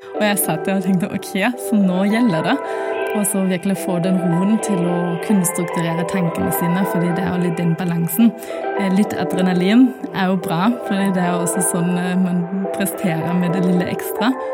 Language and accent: Norwegian; Germany; Norwegian is a second language; moved away as an adult; also born or lived in Poland; now in Norway; jeg er opprinnelig fra Tyskland og har kommet til Norge i forbindelse med studiene mine.